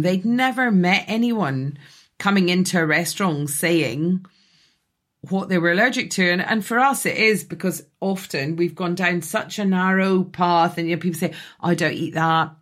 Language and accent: English; Scotland, United Kingdom; now in London, United Kingdom; I grew up in Scotland in a house in a village